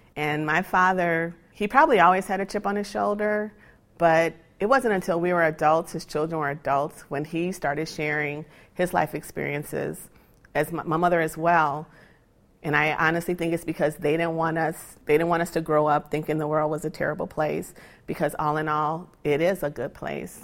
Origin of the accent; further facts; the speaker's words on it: Gary, Indiana, United States; I grew up in Means Manor in Gary, Indiana